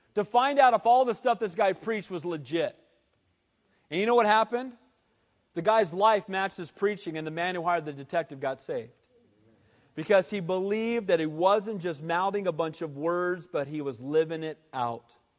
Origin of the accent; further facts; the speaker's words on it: Costa Mesa, California, United States; I was a little kid growing up in Calvary Costa Mesa.